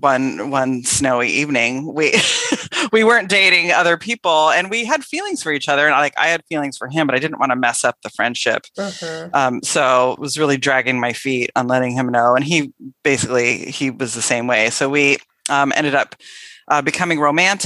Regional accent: Tigard, Oregon, United States; also born or lived in La Grande, Oregon / Beaverton, Oregon; I was raised in the Portland area, Portland, Oregon, actually a suburb called Tigard, and grew up there

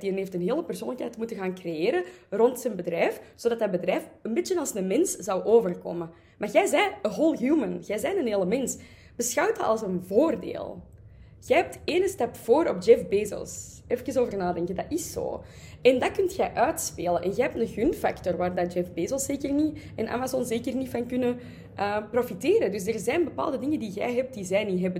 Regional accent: Antwerp, Flanders, Belgium; ik ben natuurlijk van Antwerpen

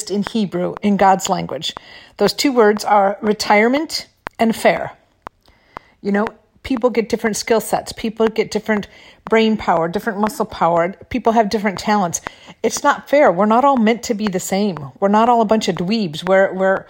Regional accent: Michigan, United States; also born or lived in California; now in Florida, United States; I'm in Florida now. You know, I'm from Michigan.

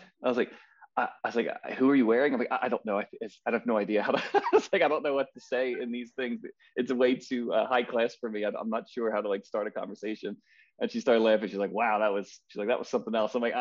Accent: Philadelphia, Pennsylvania, United States; I grew up in Philadelphia. I'm a lifelong Philadelphian

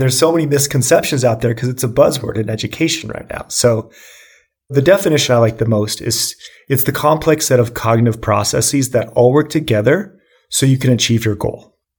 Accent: Boulder, Colorado, United States; So I grew up in Boulder, Colorado, and I was actually diagnosed with ADHD, hyperactive ADHD, at the age of 5 years old.

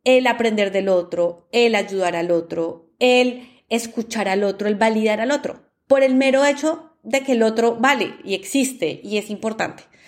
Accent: Colombia; yo soy de Colombia

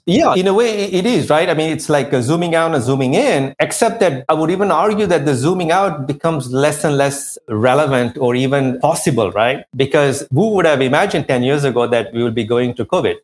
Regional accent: India; also born or lived in France; now in New York, United States; I come from India, we have a caste system

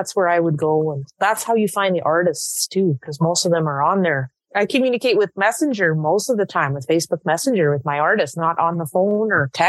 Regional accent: Quebec, Canada; now in Alberta, Canada; I'm from Quebec. I'm not from Alberta. I didn't grow up around the community here.

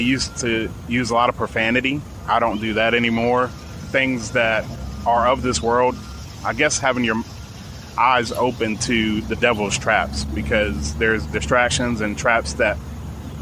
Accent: Elizabeth, New Jersey, United States; moved away as an adult; now in Mississippi, United States; I grew up in Elizabeth, New Jersey.

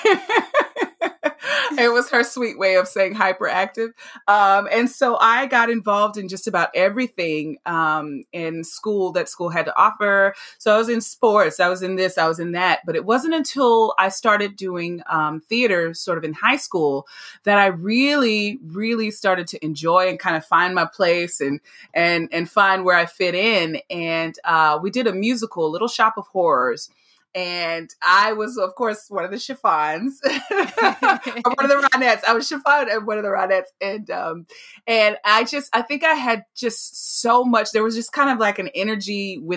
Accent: La Marque, Texas, United States; I actually grew up in a little town called Lamarck, Texas, and it's down by Galveston area

